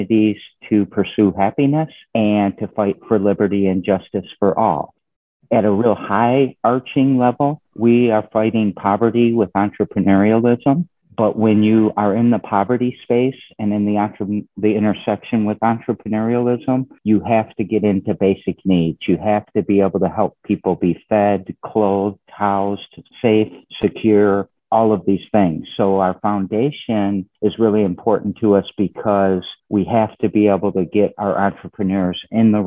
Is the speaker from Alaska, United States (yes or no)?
no; Lansing, Michigan, United States; I'm a Lansing native. I was born and raised in Lansing